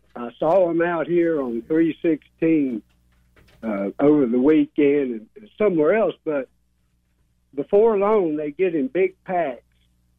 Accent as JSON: {"language": "English", "town": "Claremont", "region": "Florida", "country": "United States", "tie": "born or raised there", "moved": "yes", "lives_now": "North Marion County, United States", "said": "I moved from Claremont, my hometown, up to North Marion County"}